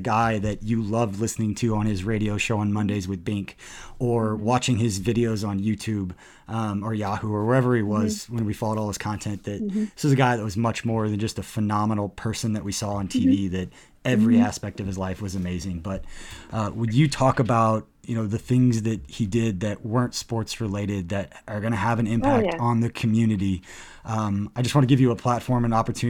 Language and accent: English; Johnson County, Kansas, United States; as a white guy, I grew up in Johnson County